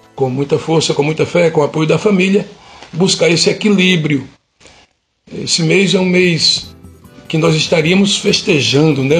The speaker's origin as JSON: {"language": "Portuguese", "town": "Campina Grande", "region": "Paraíba", "country": "Brazil", "tie": "born or raised there", "said": "Campina Grande, Paraíba, minha cidade natal."}